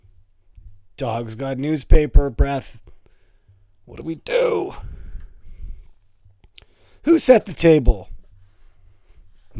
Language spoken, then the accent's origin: English; Toronto, Ontario, Canada; We're both from Toronto.